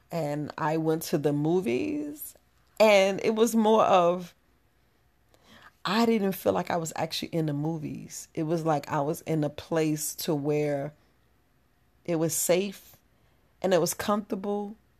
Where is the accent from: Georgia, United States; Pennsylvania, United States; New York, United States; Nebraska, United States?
New York, United States; moved away as an adult; I grew up in New York